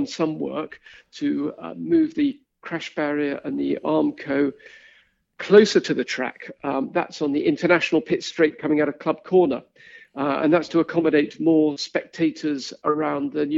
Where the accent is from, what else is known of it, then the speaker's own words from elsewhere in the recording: Kent, South East England, United Kingdom; I grew up in Kent